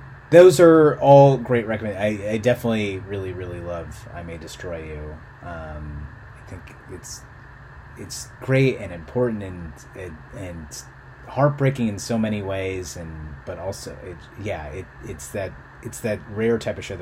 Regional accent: Philippines; now in United States; I was born in the Philippines in the late 80s, and that was a terrible place to be.

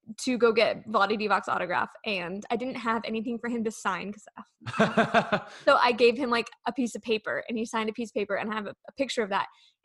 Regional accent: Sacramento, California, United States; moved away as an adult; now in Houston, United States; I said, you know, I'm from Sacramento, grew up watching you

